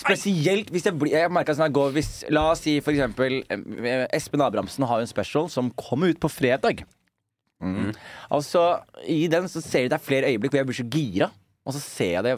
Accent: Fredrikstad, Østfold, Norway; born or raised there

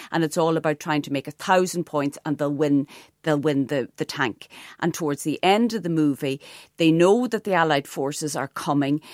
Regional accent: Donegal, Ulster, Ireland; also born or lived in Ardara; a young teenager growing up in Donegal

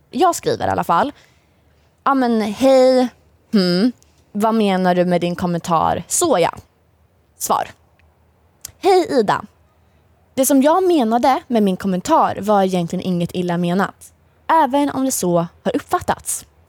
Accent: Linköping, Östergötland, Sweden; Jag är uppväxt i Linköping, jag har bott största delen av mitt liv i Linköping

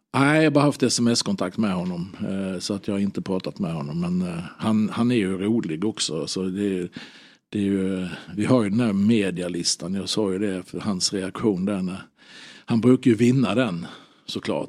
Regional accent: Halmstad, Halland County, Sweden; also born or lived in Norrköping; jag hade honom som gympalärare på, på Hallägarskolan hemma i Halmstad

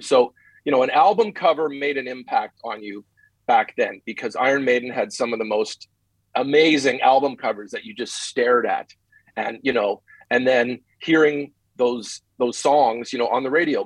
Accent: Winnipeg, Manitoba, Canada; moved away as an adult; also born or lived in Los Angeles, United States; now in Las Vegas, United States; Winnipeg, Winnipeg, Canada, my hometown

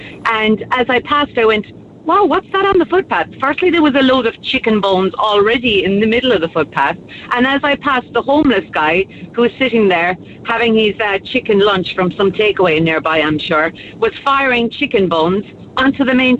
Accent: Kerry, Munster, Ireland; now in Glanmire, Ireland; I'm from Kerry originally

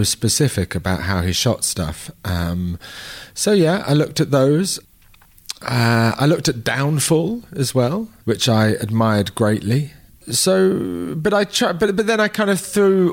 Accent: London, United Kingdom; We're both from London

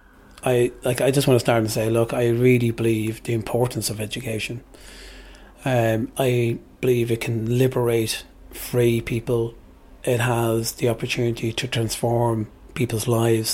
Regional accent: Dublin, Leinster, Ireland; I was born an Irish traveller

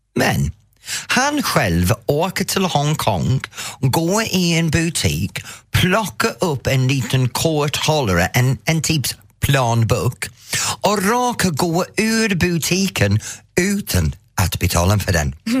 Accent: England, United Kingdom; Swedish is a second language; now in Sweden; som engelsman, eller som jag måste säga, som före detta engelsman, för jag är faktiskt svensk medborgare nu

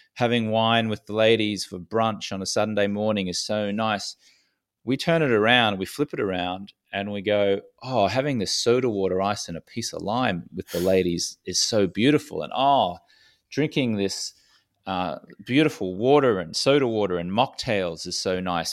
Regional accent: Australia; accent: Australian; I was a socially acceptable drinker growing up in Australia

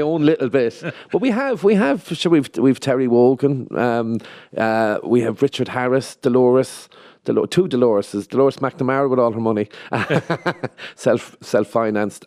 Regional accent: Limerick, Munster, Ireland; accent: educated Limerick; I've had it over the years where people um, wouldn't recognise my accent as being Limerick. I don't I don't know. If, uh, some people say I do sound Limerick. Some people I don't.

